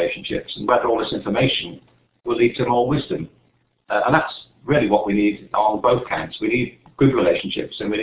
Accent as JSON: {"language": "English", "region": "England", "country": "United Kingdom", "tie": "born or raised there", "said": "I was growing up in England, you know, in the 50s and 60s"}